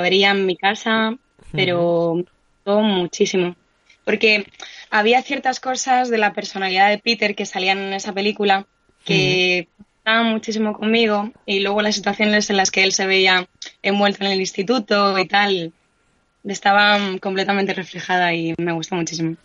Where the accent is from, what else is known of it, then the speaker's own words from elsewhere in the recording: Madrid, Community of Madrid, Spain; soy de aquí, nací aquí en Madrid, soy gato